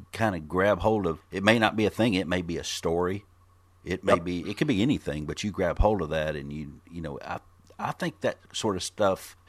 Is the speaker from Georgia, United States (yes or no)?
no; Memphis, Tennessee, United States; now in Murfreesboro, United States; I was born in Memphis